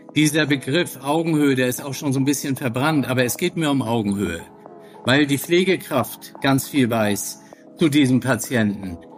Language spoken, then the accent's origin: German; Flensburg, Schleswig-Holstein, Germany; ich bin 64 Jahre alt, in Flensburg geboren, Mutter Dänen, Vater Norddeutscher, Hamburger